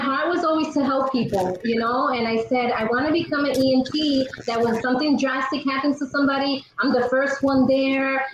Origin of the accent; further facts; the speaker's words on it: New York City, New York, United States; I am from Queens, New York, born and raised in Queens